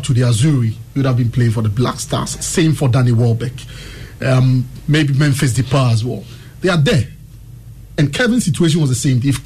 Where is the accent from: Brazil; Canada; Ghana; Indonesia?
Ghana; as a Ghanaian